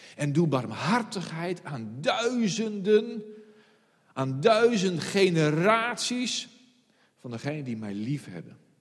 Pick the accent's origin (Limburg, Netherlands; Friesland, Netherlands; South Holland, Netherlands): Friesland, Netherlands; als Fries